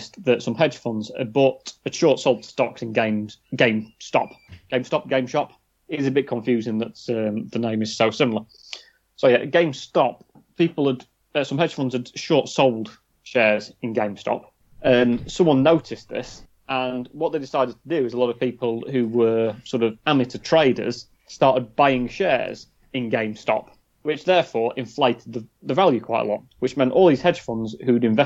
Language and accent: English; Sheffield, Yorkshire and the Humber, United Kingdom; we're from Sheffield